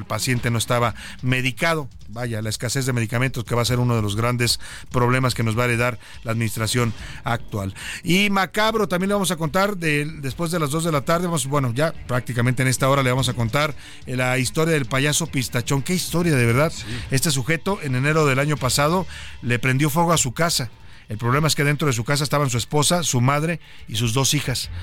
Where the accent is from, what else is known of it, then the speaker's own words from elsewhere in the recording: Mexico; como muchos mexicanos